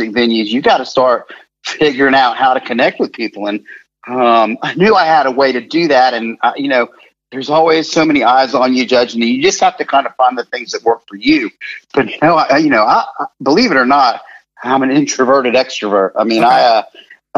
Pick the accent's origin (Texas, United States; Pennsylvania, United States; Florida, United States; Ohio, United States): Florida, United States; Gainesville; Growing up in Gainesville